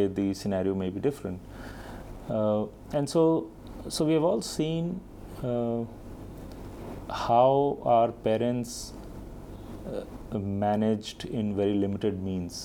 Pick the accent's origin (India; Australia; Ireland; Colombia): India; Delhi; also born or lived in Bihar / Ranchi / Hyderabad; I've been born and brought up in Delhi